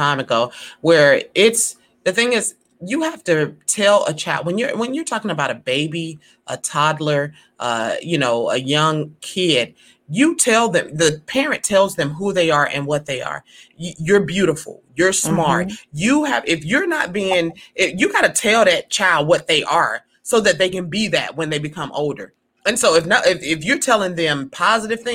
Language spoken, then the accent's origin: English; Alabama, United States; growing up in Alabama